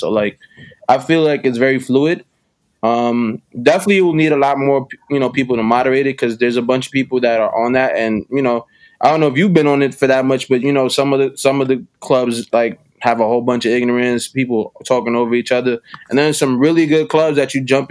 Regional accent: New York City, New York, United States; Born and raised in Uptown, East Harlem, El Barrio to be exact

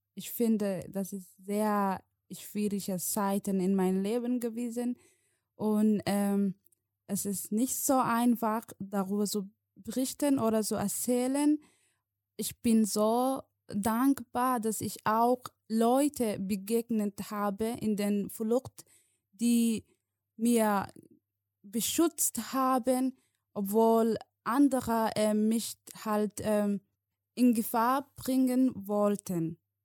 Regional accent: Somalia; German is a second language; moved away as an adult; now in Germany; ich komme aus Somalia, ich bin seit sieben Jahren in Deutschland, ich bin in Somalia geboren, ich bin äh, bis der achte Klasse äh, in Somalia besucht

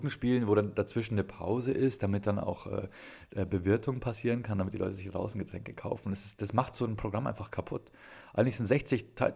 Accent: Ingolstadt, Bavaria, Germany; Meine Heimatstadt ist ja Ingolstadt und da passiert irgendwie auch nichts comedymäßig ist natürlich in Bayern

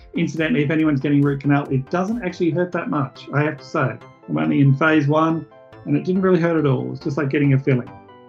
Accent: Australia; I'm an Australian. I only speak Australian, so with a little bit of Spanish.

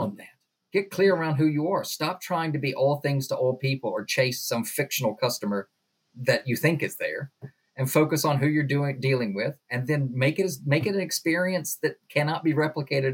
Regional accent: the South, United States; moved away as an adult; now in United Kingdom; when I was a kid, growing up in the South

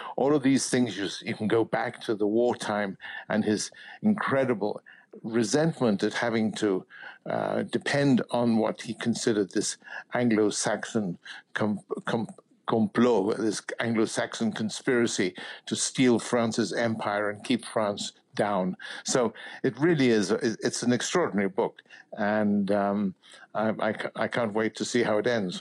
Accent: United Kingdom; as a Brit

